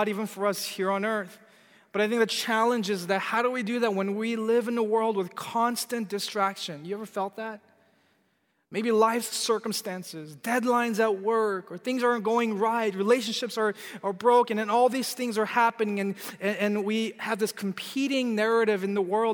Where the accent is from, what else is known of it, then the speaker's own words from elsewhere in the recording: California, United States; I'm from California